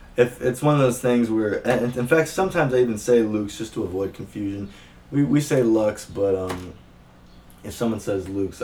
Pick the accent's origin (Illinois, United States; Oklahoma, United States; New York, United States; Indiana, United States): Illinois, United States; Aurora; now in Chicago, United States; I grew up in Aurora, Illinois. And then when I was 18, I moved to Chicago.